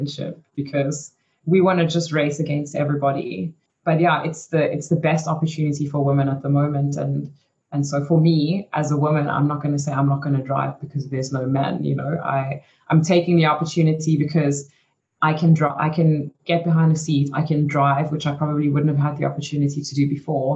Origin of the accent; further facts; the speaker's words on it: South Africa; moved away as an adult; also born or lived in Belgium; I was quite lucky growing up in South Africa